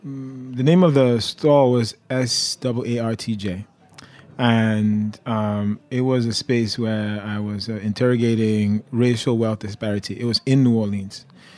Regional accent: Nigeria; So I am a cook and a writer, but before all that, I'm a Nigerian. I'm an immigrant, and I think those are some like relevant labels

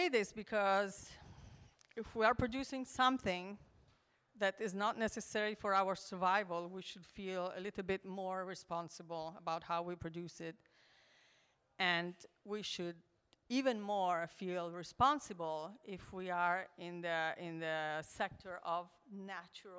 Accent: Switzerland; moved away as an adult; also born or lived in Milan, Italy; now in Maremma, Italy; I was born in Milan, Italy, and I grew up in the Alps in Switzerland

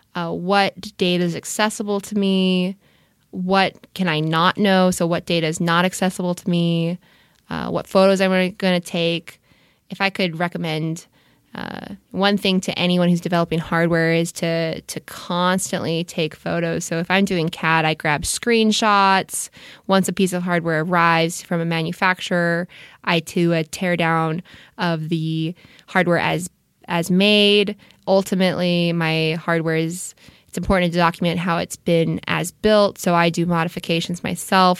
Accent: Orange County, California, United States; I grew up in Orange County, uh, so L A proper, not so much, but Southern California has always been my home

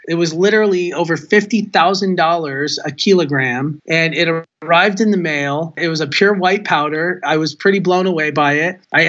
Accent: Southern California, United States; moved away as an adult; also born or lived in Providence, Rhode Island / New York / Colorado / Las Vegas, Nevada; I grew up in Southern California, which is really, you know, the epicenter of the cannabis culture.

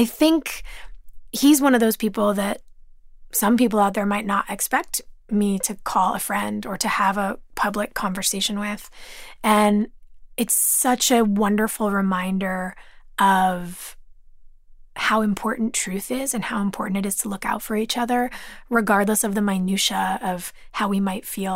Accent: Los Angeles, California, United States; growing up in California. Growing up in Los Angeles

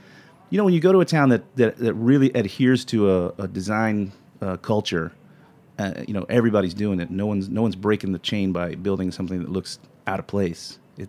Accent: Florida Panhandle, United States; moved away; I've born and raised in the Panhandle.

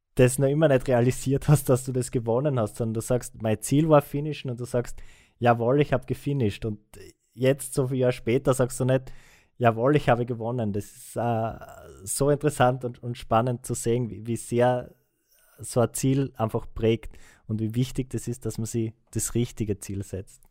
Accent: Austria; als Österreicher

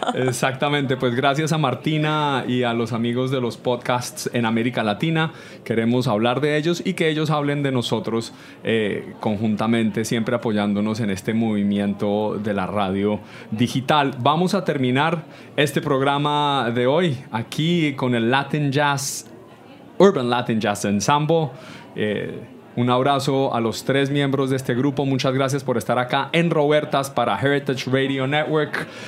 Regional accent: Colombia; now in New York, United States; Chanchullo en Colombia le decimos

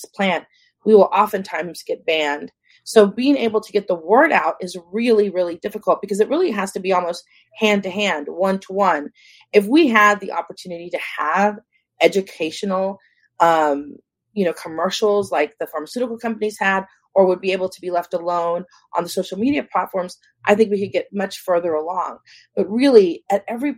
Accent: San Antonio, Texas, United States; now in California, United States; I grew up in San Antonio, Texas.

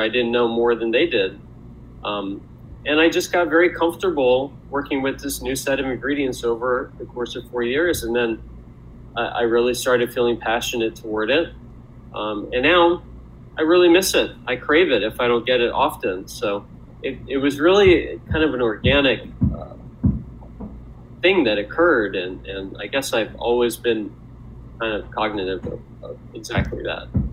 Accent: Louisville, Kentucky, United States; moved away as an adult; also born or lived in Milwaukee, Wisconsin; raised in um, raised in in in Louisville, Kentucky, um, and I stayed there for I would say till I was about 18

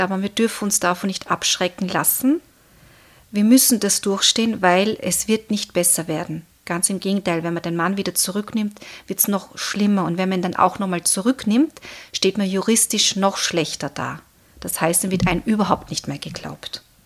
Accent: Austria; bei uns in Österreich

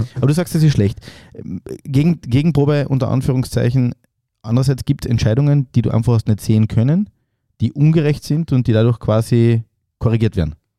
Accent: Klagenfurt, Carinthia, Austria; Ich bin ja Klagenfurter

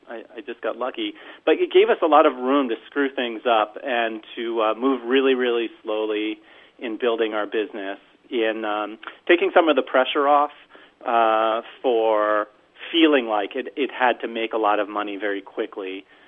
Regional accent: New York, United States; moved away; also born or lived in St. Paul, Minnesota; I grew up a Jew in New York eating bagels

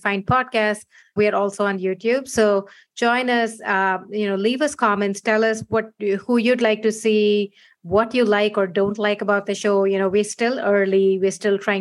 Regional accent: India; moved away as an adult; now in San Francisco, United States; I was born in India, moved here 15 years ago

